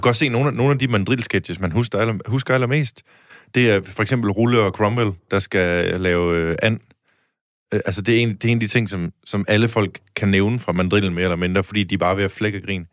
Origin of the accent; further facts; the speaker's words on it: Denmark; accent: Jutlandic; jeg snakker ret jysk